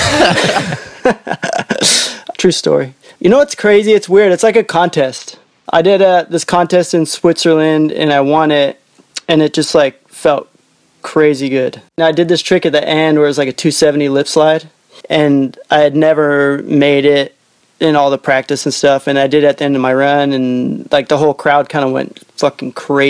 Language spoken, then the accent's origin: English; Ottawa, Ontario, Canada; moved away; also born or lived in Vancouver / Whistler; I grew up in Ottawa